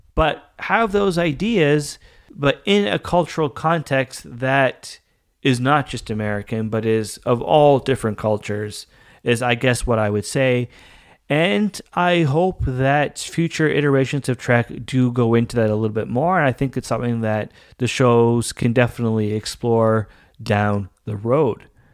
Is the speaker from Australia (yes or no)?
no; Canada; I am Canadian